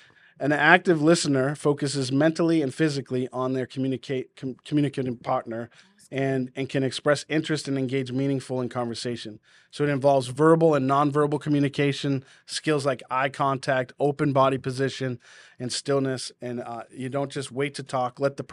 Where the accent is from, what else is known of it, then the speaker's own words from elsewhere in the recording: Massachusetts, United States; accent: New England; Like my Boston accent will come out in me being loud and boisterous.